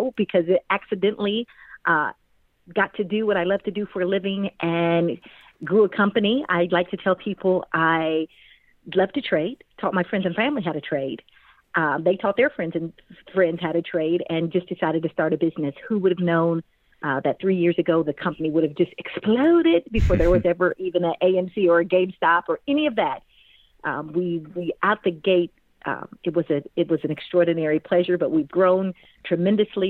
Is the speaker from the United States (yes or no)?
yes; Kansas City, Missouri, United States; moved away as an adult; also born or lived in Washington, D.C. / Atlanta, Georgia; I grew up in Kansas City, Missouri, ended up going to Washington, D.C. for school.